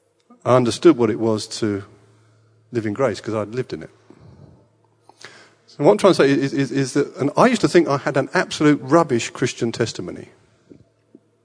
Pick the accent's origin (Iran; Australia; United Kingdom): United Kingdom; England; born in England, and I was a Boy Scout